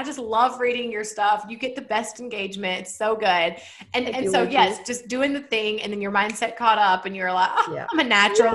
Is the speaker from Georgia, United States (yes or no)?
yes; Georgia, United States; accent: Southern; I live in Georgia and I do have a Southern accent.